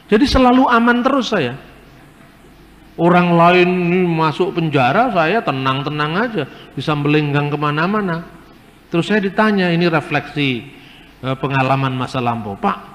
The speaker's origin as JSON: {"language": "Indonesian", "country": "Indonesia", "said": "Ya mesti aja Yusuf Roni orang Palembang, saya orang Jawa."}